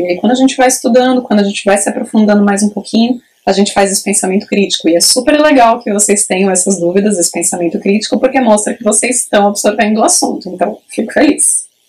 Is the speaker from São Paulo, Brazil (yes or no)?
yes; Praia Grande, São Paulo, Brazil; eu sou de Praia Grande, no litoral sul de São Paulo